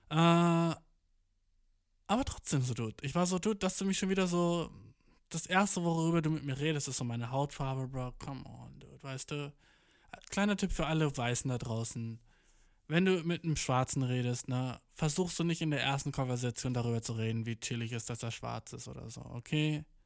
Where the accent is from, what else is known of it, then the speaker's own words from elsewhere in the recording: Göttingen, Lower Saxony, Germany; born there; ich habe gerade gesagt, ich bin in Göttingen geboren, ne?